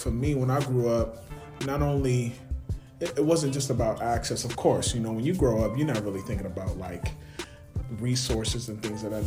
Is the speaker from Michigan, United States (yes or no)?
no; Buffalo, New York, United States; born and raised in the city of Buffalo, okay, by way of the east side of Buffalo.